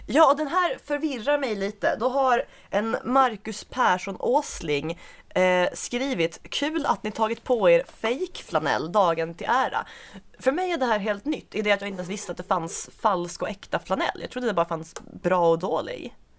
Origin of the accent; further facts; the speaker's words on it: Svalöv, Skåne, Sweden; Jag är från Svalöv